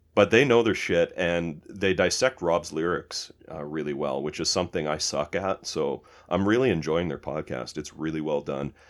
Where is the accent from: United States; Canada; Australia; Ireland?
Canada; we're Canadian